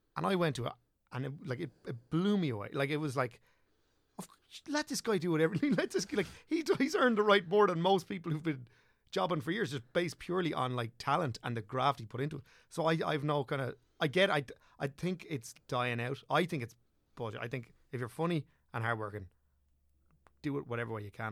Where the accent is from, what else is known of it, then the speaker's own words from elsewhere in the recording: southeast Wicklow, Leinster, Ireland; also born or lived in Dublin / England; southeast Wicklow, so, like, Rotherham was where, where I grew up, and, like, went to school